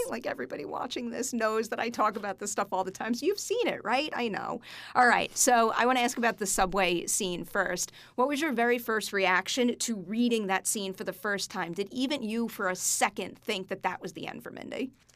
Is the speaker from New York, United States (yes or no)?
yes; New York, United States; I'm a New Yorker